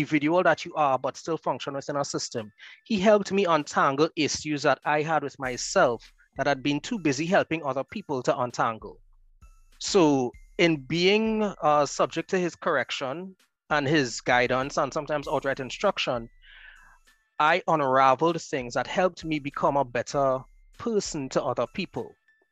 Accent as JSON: {"language": "English", "town": "Marabella", "country": "Trinidad & Tobago", "tie": "born or raised there", "said": "born and raised in Marbella"}